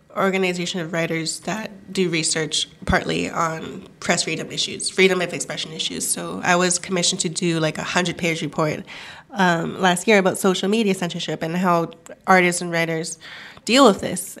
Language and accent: English; Vancouver, British Columbia, Canada; first language Cantonese; English is a second language; also born or lived in Hong Kong / China; I grew up in Vancouver being really intimately familiar with Chinese language media in Canada.